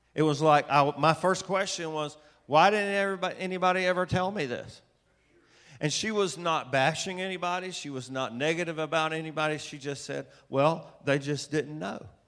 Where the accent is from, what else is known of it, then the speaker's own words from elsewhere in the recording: Atlanta, Georgia, United States; I was raised in Atlanta, Georgia